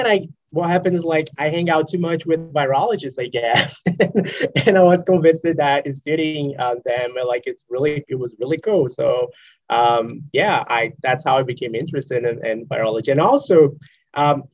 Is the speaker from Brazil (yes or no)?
yes; Brazil; moved away as an adult; also born or lived in Espírito Santo, Brazil; now in North Carolina, United States; I'm from Brazil